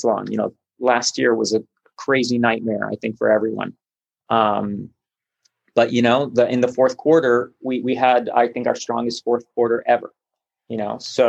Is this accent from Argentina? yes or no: yes; Buenos Aires, Argentina; now in Burbank, United States; I'm Argentinian. So I was born in Buenos Aires